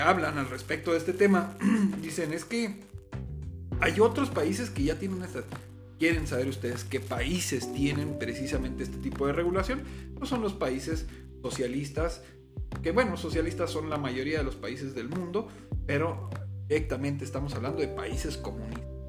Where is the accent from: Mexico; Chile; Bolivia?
Mexico; Ciudad Juárez, Chihuahua; así como somos mexicanos, somos chihuahuenses